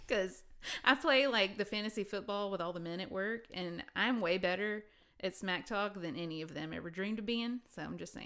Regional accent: Alabama, United States; moved away; also born or lived in Nashville; I'm from Alabama

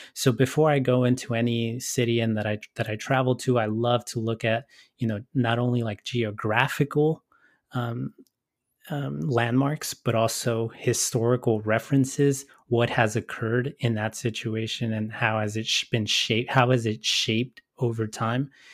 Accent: Los Angeles, California, United States; my situation growing up in Southeast L

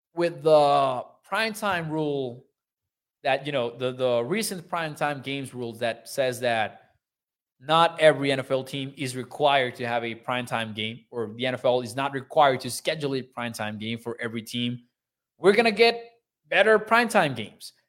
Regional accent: Mexico; born or raised there

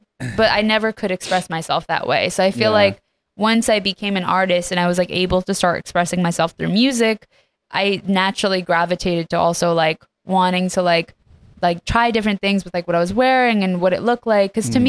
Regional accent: Vancouver, British Columbia, Canada; moved away as an adult; also born or lived in Iran; now in Los Angeles, United States; Well, I was born in Iran and moved to Canada when I was 7 and then to LA in, I believe it was 2020.

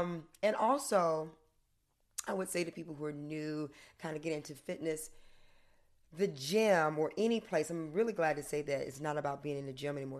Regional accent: the South, United States; moved away; also born or lived in Connecticut; I'm from the South

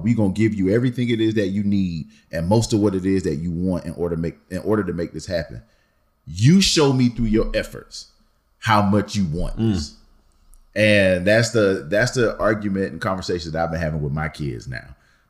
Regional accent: United States; What opened my eyes to me as an American

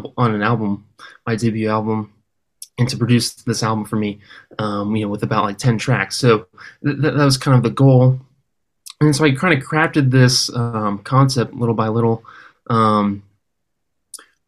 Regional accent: Oakland, California, United States; also born or lived in Berkeley, California / Los Angeles, California; I was raised in Oakland, California

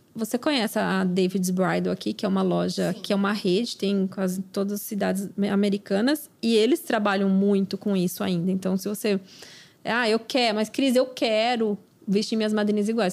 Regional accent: Brazil; moved away; aquela coisa que a gente faz, né, como brasileira

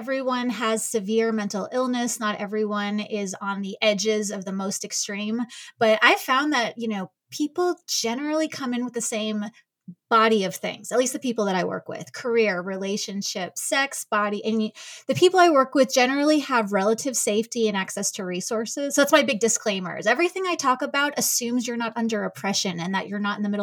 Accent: New York, United States; now in Kansas City, United States; I'm from New York, but I am out of Kansas City now

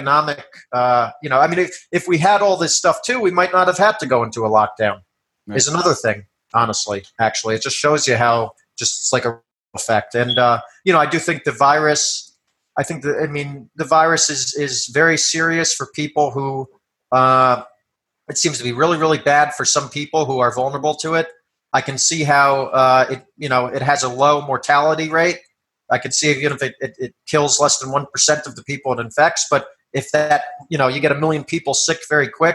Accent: New York, United States; moved away; I'm from New York originally

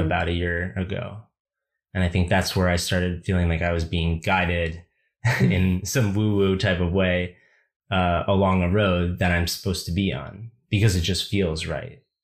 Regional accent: United States; as a young boy growing up in America

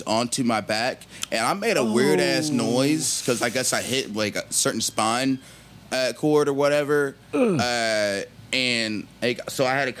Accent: Cincinnati, Ohio, United States; I'm from Cincinnati.

